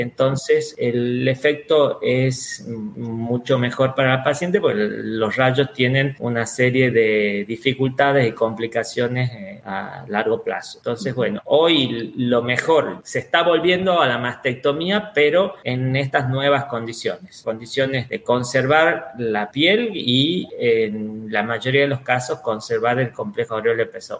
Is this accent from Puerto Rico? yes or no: no; Argentina; now in Valencia, Spain; actualmente soy argentino y actualmente estoy viviendo en España en Valencia